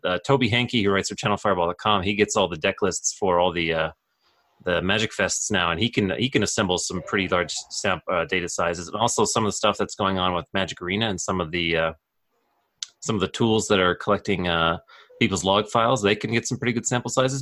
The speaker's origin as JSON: {"language": "English", "town": "Calgary", "region": "Alberta", "country": "Canada", "tie": "born or raised there", "said": "born and raised in Calgary, Alberta"}